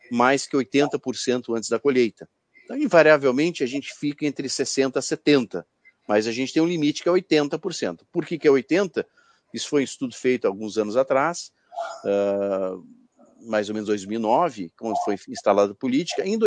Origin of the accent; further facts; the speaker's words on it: Porto Alegre, Rio Grande do Sul, Brazil; já está dando efeito aqui no sul do Brasil, né? Eu sou aqui de Porto Alegre